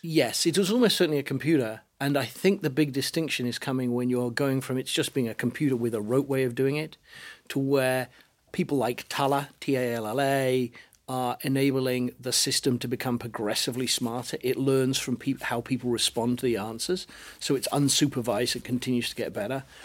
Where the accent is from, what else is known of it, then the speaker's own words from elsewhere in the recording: United Kingdom; accent: British; now in United States; I live in America, and it even now recognizes my British accent